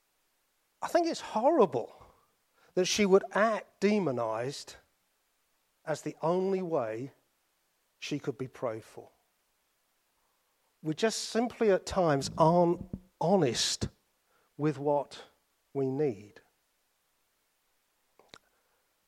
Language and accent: English; United Kingdom; because we're British